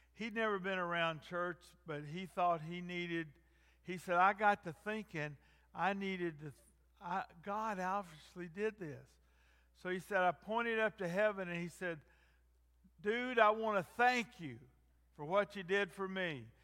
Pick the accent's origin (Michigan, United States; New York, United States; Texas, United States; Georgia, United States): Georgia, United States; North; I grew up in North Georgia.